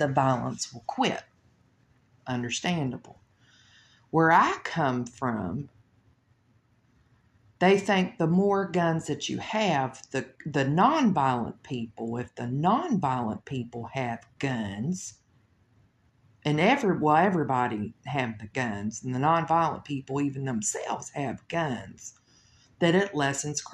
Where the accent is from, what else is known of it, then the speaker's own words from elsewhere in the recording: Louisville, Kentucky, United States; I come from Louisville, Kentucky